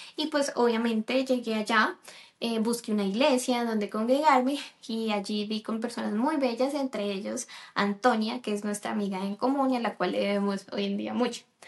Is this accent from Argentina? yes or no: no; Colombia; moved away as an adult; also born or lived in United States; yo eh, nací en Colombia, resido actualmente aquí en Colombia